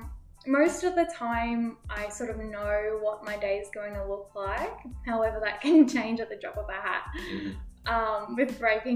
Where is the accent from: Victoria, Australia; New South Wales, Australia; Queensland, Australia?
Queensland, Australia; Toowoomba; moved away as an adult; now in Kingaroy, Australia; No, so I'm actually from Toowoomba, so not too far